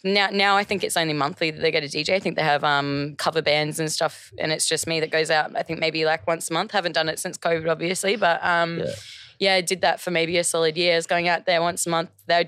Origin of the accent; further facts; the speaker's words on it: Budgewoi, New South Wales, Australia; also born or lived in Redcliffe; now in Brisbane, Australia; I'm from a pretty small town. Hey, I'm from the Central Coast, New South Wales.